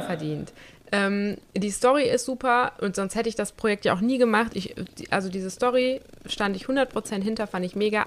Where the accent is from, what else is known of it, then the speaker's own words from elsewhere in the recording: Germany; moved away; in Nersen, wo ich herkomme